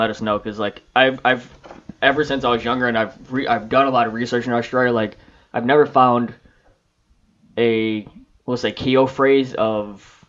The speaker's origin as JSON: {"language": "English", "region": "Illinois", "country": "United States", "said": "I'm from Illinois."}